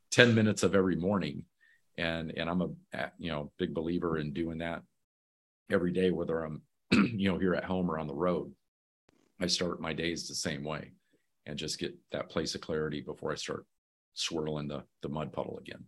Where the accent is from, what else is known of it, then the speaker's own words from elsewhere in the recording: Muskegon, Michigan, United States; moved away; I'm originally from Muskegon, Michigan.